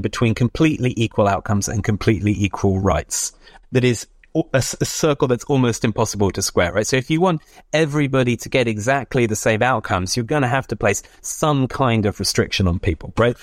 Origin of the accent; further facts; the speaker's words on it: Oxford, South East England, United Kingdom; moved away; also born or lived in United States; my hometown of, of Oxford